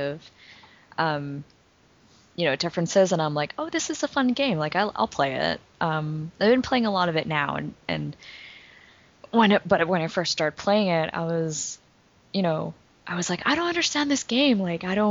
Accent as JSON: {"language": "English", "town": "Vancouver", "region": "British Columbia", "country": "Canada", "moved": "as an adult", "lives_now": "Philadelphia, United States", "said": "I'm from Vancouver, originally, but I've been living in Philadelphia for the past almost 6 years now"}